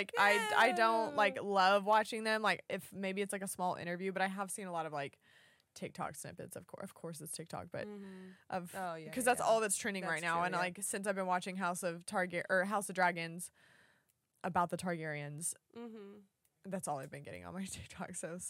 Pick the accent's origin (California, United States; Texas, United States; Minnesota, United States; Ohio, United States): Texas, United States; I'm from Texas, Texas.